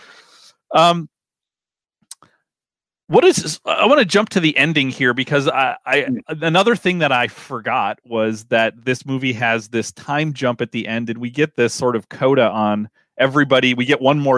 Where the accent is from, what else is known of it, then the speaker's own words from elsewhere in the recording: Midwest, United States; as a Midwesterner